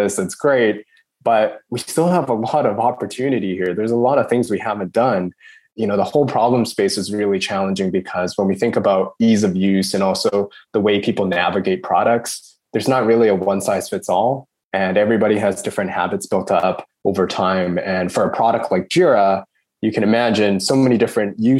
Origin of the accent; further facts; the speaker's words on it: Canada; moved away as an adult; now in Sydney, Australia; I'd been born and raised in Canada